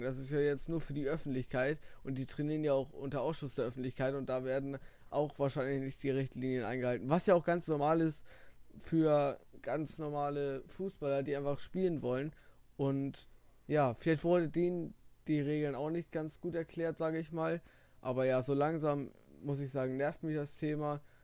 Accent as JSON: {"language": "German", "area": "the North", "region": "Northern Germany", "country": "Germany", "said": "bei uns im Norden oder allgemein in Deutschland"}